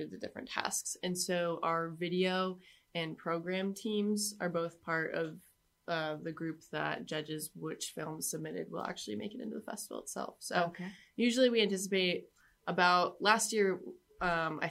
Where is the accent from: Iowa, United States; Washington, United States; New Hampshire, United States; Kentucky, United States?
New Hampshire, United States; moved away as an adult; now in Pennsylvania, United States; I transferred in from a state school in New Hampshire, which is where I'm from.